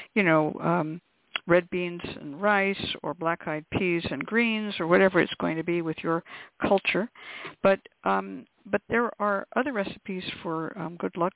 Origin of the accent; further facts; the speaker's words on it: West Coast, United States; I grew up on the West Coast, and I was taught to burn red onion skins immediately that you peel them off the onion